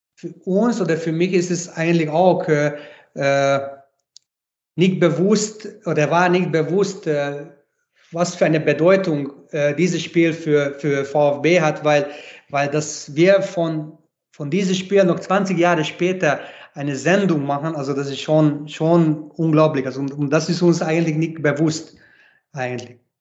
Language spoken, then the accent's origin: German; Hungary; German is a second language; moved away as an adult; now in Graz, Austria; ich bin ungarisch, ich bin ein Ungar, aber ich bin halt auch Grazer in einem